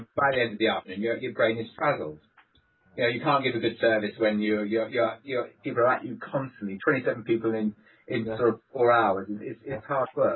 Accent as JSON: {"language": "English", "town": "Swansea", "region": "Wales", "country": "United Kingdom", "said": "I'm from Swansea"}